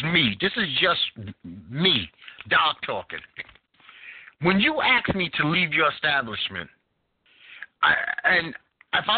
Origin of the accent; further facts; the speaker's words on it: New York, United States; now in North Carolina, United States; I am a native New Yorker, and in being a New Yorker